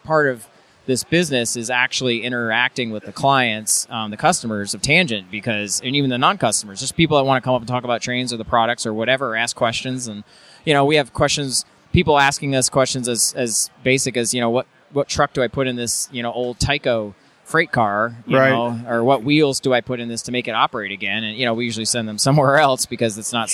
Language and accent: English; New Jersey, United States; When I was growing up in New Jersey, hanging out at a hobby shop